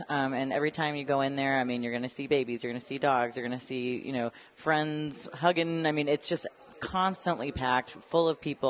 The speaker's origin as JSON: {"language": "English", "town": "Colorado Springs", "region": "Colorado", "country": "United States", "tie": "born or raised there", "said": "I think Colorado Springs deserves some love, and I'm happy to shout out my hometown."}